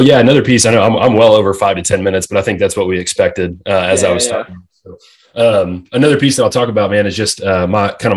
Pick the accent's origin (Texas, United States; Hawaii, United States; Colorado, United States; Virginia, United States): Texas, United States; Allen; born and raised here outside of Dallas in Texas. And when I grew up in Allen